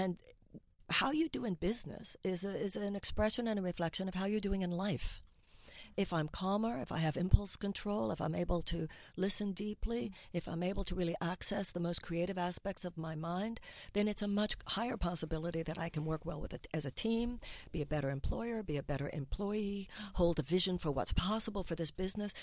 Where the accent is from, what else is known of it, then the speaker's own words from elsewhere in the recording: United States; as an American